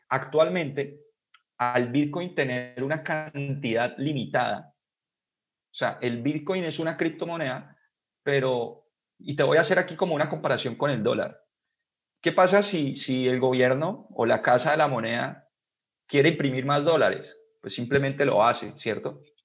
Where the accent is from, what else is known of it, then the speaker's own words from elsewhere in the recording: Colombia; acá en mi país